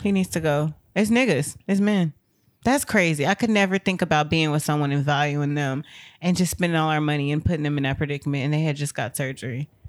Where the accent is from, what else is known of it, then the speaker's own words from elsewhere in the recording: United States; also born or lived in Texas; as an American